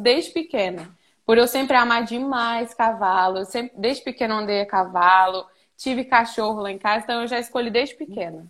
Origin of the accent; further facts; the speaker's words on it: Patos de Minas, Minas Gerais, Brazil; also born or lived in Araxá, Minas Gerais / Boituva, São Paulo; now in Goiânia, Brazil; eu nasci em Patos de Minas, Minas Gerais. É, e aí eu, eu morei em Araxá e agora eu moro em Goiânia.